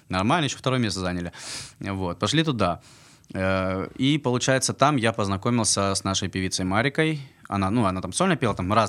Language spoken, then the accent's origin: Russian; Armenia; показать, что, ну, как бы мы армяне, играем нашу национальную музыку